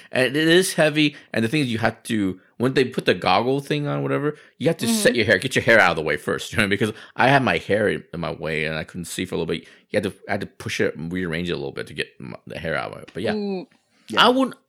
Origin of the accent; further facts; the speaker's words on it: Taiwan; moved away; I'm actually from Taiwan.